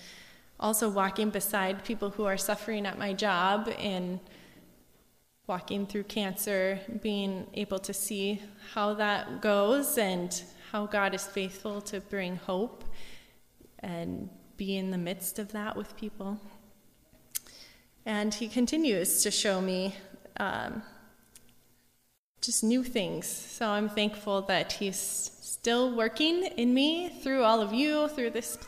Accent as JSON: {"language": "English", "town": "Gettysburg", "region": "South Dakota", "country": "United States", "tie": "born or raised there", "lives_now": "Mina Lake, United States", "said": "I grew up in Gettysburg, and my parents took me to church and sent me to church camp every summer"}